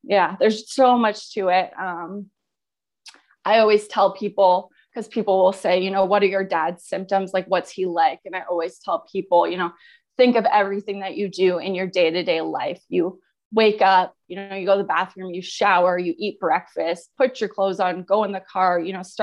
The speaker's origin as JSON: {"language": "English", "town": "Ottawa", "region": "Ontario", "country": "Canada", "said": "I'm from Ottawa, Ontario"}